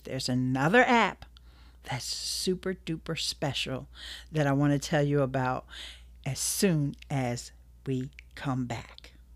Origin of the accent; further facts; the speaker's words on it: Philadelphia, Pennsylvania, United States; Philly's my hometown